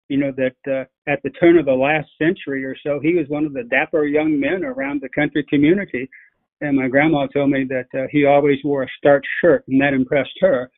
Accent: the Ozarks, United States; now in Jefferson County, Missouri, United States; growing up in the Ozarks

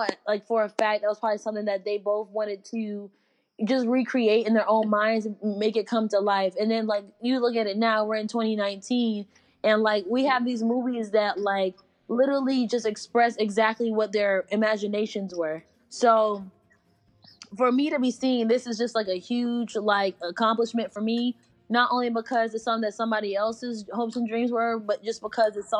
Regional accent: Connecticut, United States; now in North Carolina, United States; I'm from Connecticut. I moved to North Carolina in 2008.

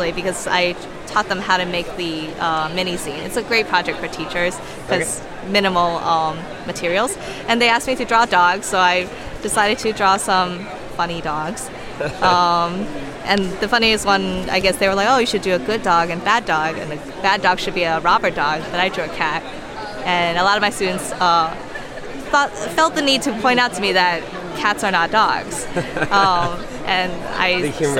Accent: Gaithersburg/Rockville, Maryland area, United States; also born or lived in Washington, D.C.; I'm from Washington, D.C.

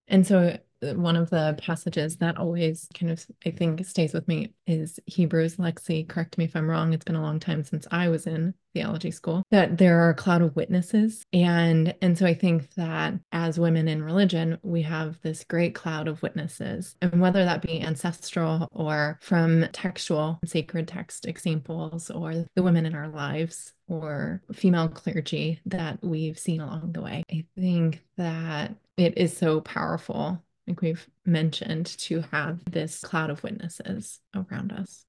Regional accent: Texas, United States; I grew up in Texas.

